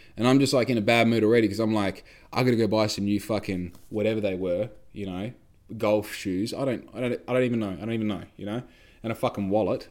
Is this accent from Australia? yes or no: yes; Australia